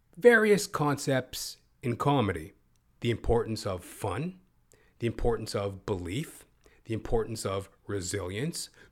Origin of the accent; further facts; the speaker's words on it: Canada; also born or lived in Toronto, Ontario / Edmonton, Alberta; I'm not even from Hollywood, you know, Toronto, Canada, Edmonton, Alberta, Canadian Canuck